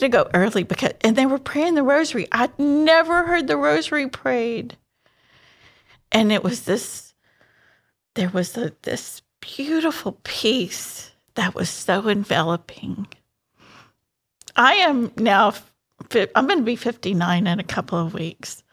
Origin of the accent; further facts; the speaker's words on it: Houston, Texas, United States; I'm a native Houstonian